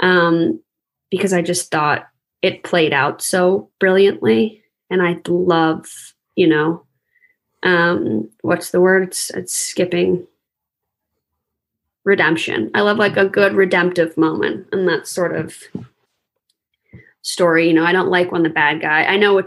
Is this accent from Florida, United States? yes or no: yes; East Coast of Florida, United States; I grew up on the East Coast